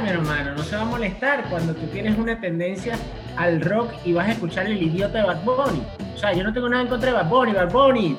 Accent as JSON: {"language": "Spanish", "country": "Venezuela", "also_born_or_lived": "Puerto Rico", "moved": "yes", "said": "yo soy venezolano"}